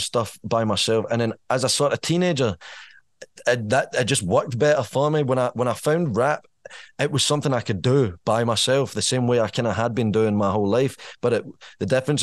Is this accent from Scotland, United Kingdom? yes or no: yes; Irvine, Scotland, United Kingdom; moved away as an adult; now in Stirling, United Kingdom; I'm from Irvine. I spent 20 years in Irvine, as much as like Stirling's my base now. Born and raised in Irvine, North Ayrshire